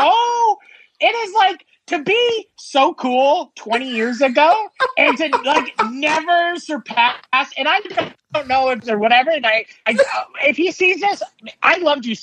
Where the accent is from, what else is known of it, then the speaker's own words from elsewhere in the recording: Fort Erie, Ontario, Canada; I grew up in Fort Erie next to Buffalo